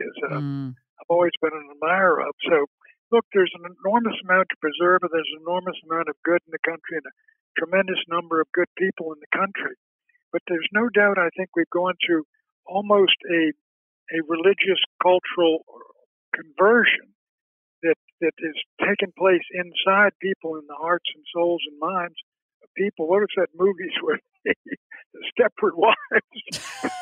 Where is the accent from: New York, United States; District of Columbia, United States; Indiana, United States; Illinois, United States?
District of Columbia, United States; Washington; My father grew up in D.C., and so did I.